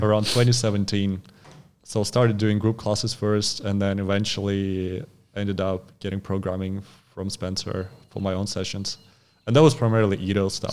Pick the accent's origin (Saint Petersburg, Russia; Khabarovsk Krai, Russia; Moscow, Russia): Khabarovsk Krai, Russia; English is a second language; moved away as an adult; also born or lived in Sakhalin Island, Russia; now in Australia; And then I moved to the mainland state of, uh, Khabarovsk. So, and that's, that's where I spent most of my life